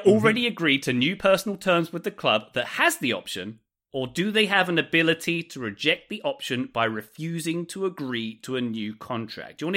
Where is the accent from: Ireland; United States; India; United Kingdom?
United Kingdom; Scotland; I'm Scottish.